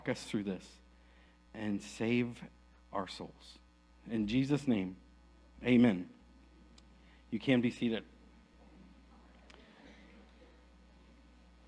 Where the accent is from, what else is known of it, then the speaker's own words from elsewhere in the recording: Aledo, Texas, United States; I'm from Aledo